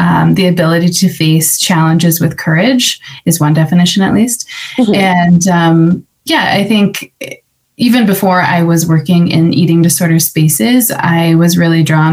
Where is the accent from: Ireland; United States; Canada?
United States; just outside of West Des Moines, Iowa; moved away as an adult; now in Denver, United States; I was born and raised just outside of West Des Moines. I grew up on a farm